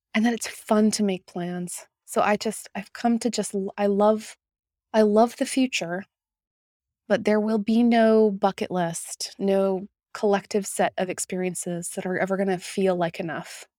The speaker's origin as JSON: {"language": "English", "town": "Winnipeg", "region": "Manitoba", "country": "Canada", "tie": "born or raised there", "said": "my hometown of Winnipeg, Manitoba"}